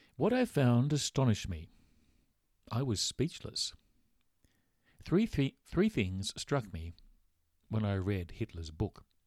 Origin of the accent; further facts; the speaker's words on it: Australia; growing up in Australia.